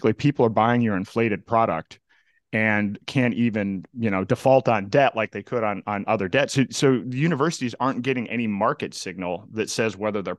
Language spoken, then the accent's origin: English; Indiana, United States; also born or lived in Florida / Massachusetts; now in New Hampshire, United States; I was actually originally from Indiana and then spent some time in Florida.